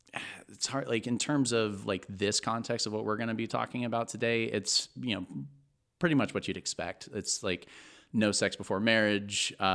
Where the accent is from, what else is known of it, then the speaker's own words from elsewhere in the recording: Texas, United States; born there; No, I was born in Texas to a Baptist preacher and a television news anchor. And moved.